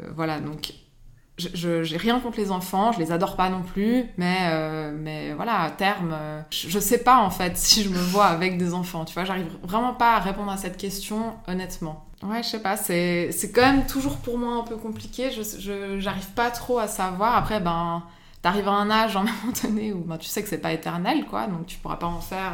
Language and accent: French; Geneva, Switzerland; j'habite à Genève, j'ai grandi à Genève